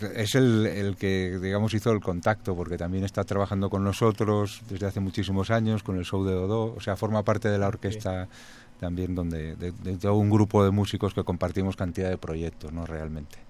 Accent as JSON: {"language": "Spanish", "country": "Spain", "said": "somos españoles de diferentes lugares también, pero, españoles"}